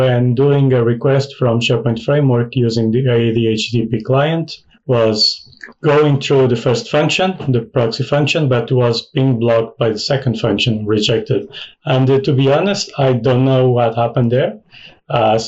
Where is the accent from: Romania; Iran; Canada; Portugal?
Portugal; now in United Kingdom; I'm Portuguese, currently living in the UK